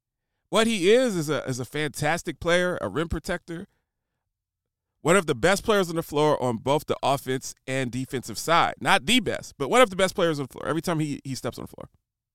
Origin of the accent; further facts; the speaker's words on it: Ohio, United States; I'm from Ohio.